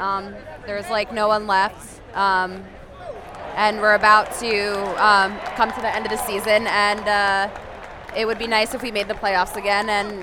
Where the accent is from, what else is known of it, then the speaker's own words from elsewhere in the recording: New York, United States; I'm from New York in Manhattan.